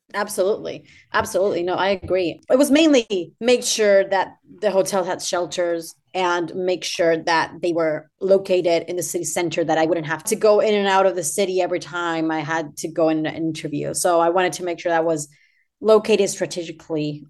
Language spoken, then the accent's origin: English; Argentina; moved away; I am from Argentina, by the way, so my back home is twelve thousand miles away from where, where I'm at right now